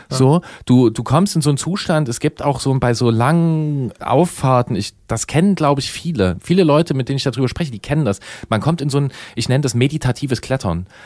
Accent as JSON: {"language": "German", "area": "GDR", "region": "East Germany", "country": "Germany", "tie": "born or raised there", "said": "wir sind alle geboren in der DDR"}